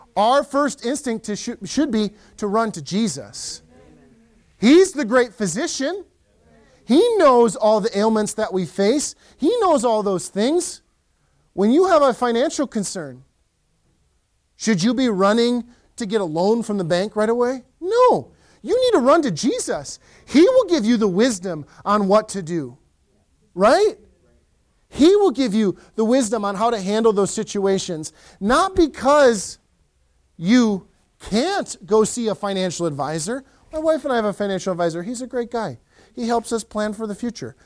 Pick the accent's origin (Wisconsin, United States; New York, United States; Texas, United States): Wisconsin, United States; Western; now in Lakeland, MN, United States; I grew up in Western Wisconsin